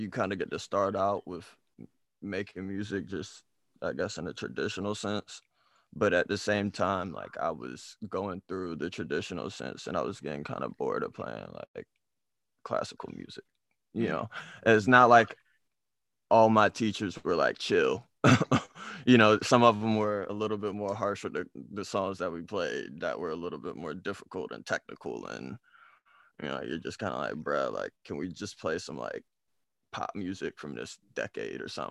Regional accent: Oklahoma City, Oklahoma, United States; moved away; also born or lived in DMV area; growing up in Oklahoma

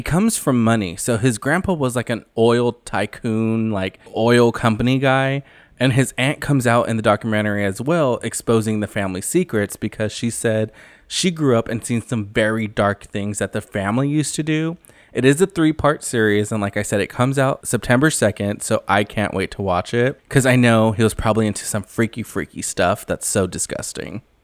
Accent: Central California, United States; I am from Central California

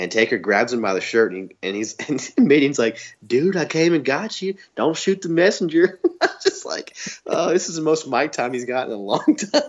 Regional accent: the South, United States; Oh, yeah. Even though I'm from the South.

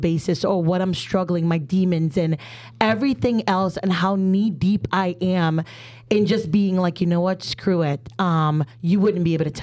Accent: Trinidad & Tobago; I'm Trinidadian.

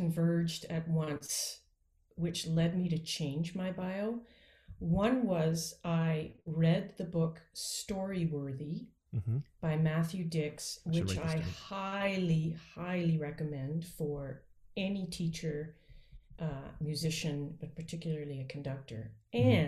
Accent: Peterborough, Ontario, Canada; now in Georgia, United States; I am Canadian, which is, I assume, partly why you asked me to be here on this Canadian band podcast, which is great. So I'm from Peterborough, Ontario

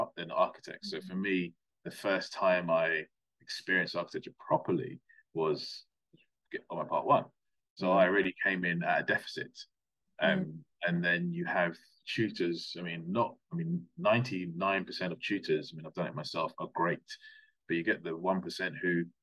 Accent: London, United Kingdom; moved away as an adult; also born or lived in Plymouth / Gloucestershire; now in South East England, United Kingdom; I'm originally from London

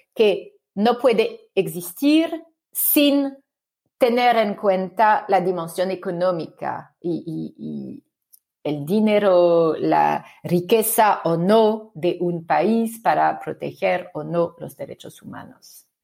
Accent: France; accent: French; Spanish is a second language; mi acento francés muy fuerte

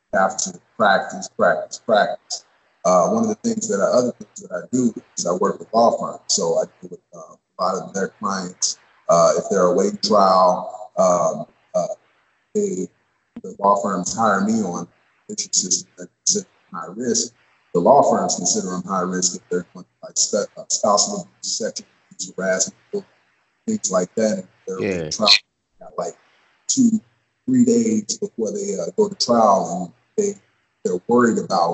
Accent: University City, Missouri, United States; I'm from St. Louis, originally from University City.

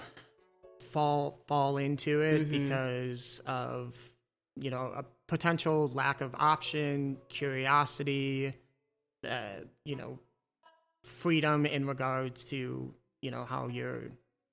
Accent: Chicago, Illinois, United States; also born or lived in Round Lake Beach, Illinois / Grayslake, Illinois; I'm originally from Chicago. You know, I mean, grew up on the north and west sides

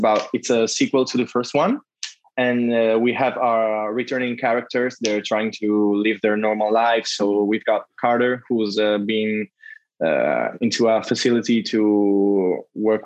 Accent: Italy; we use it in Italy

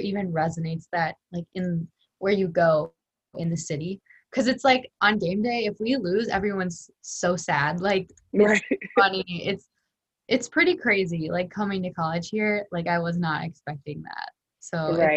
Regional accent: Chicago, Illinois, United States; moved away; I grew up in Chicago

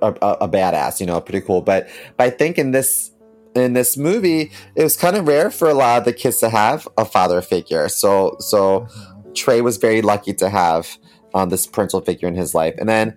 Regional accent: Baltimore, Maryland, United States; growing up in Baltimore City was scary at times

